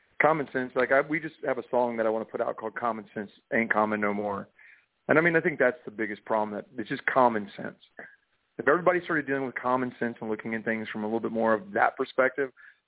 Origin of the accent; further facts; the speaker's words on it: Florida, United States; born there; also born or lived in England / Connecticut / Kansas / North Carolina; now in Nashville, United States; Well, I say I was born in Florida, and I moved to England, went to Connecticut, Kansas, North Carolina, Florida, out to Los Angeles, and now I live in Nashville.